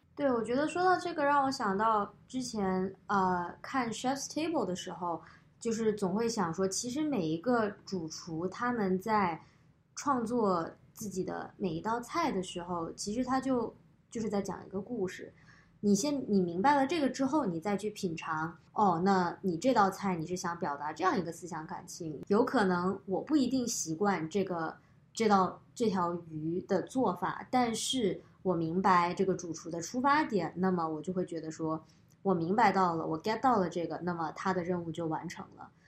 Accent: Guangzhou, Guangdong, China; now in United States; 从我小学开始在广州生活之后，我觉得吃就变成了，呃，我，生活中的很大一部分

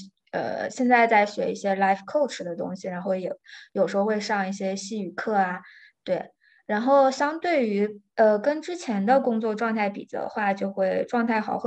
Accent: central China, China; moved away as an adult; also born or lived in Vancouver, Canada; now in Mexico; 我是出生在中部的一个小县城。然后我本科是在国内上的，是一七年到一九年在加拿大读硕士，然后毕业之后就直接回国

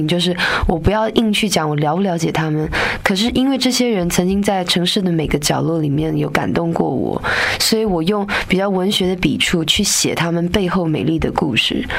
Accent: Taipei, Taiwan; 因为我是台北长大的小孩子嘛，在台湾的北部

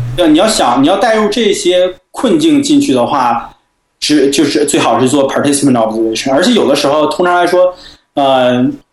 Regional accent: China; 我们中国人

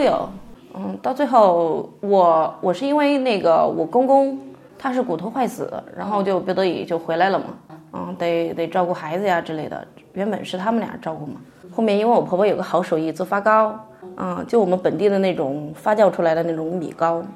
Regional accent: Jingdezhen, Jiangxi, China; also born or lived in Hanxi village, Fuliang; 从创业村嫁到了韩熙村，然后也是，呃，因为结婚生子嘛，在，在家里时间待得比较长

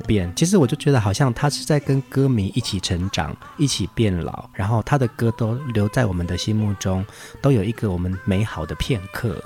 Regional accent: Taiwan; 我们原住民的村庄

